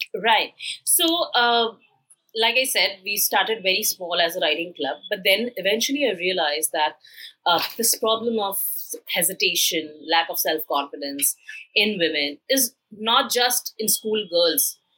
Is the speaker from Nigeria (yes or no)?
no; India; had grown in a typical middle class Indian family